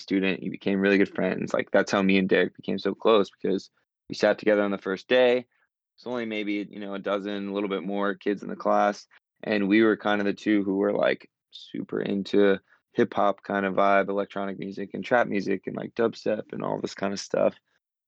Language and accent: English; North Carolina, United States; moved away as an adult; I grew up in North Carolina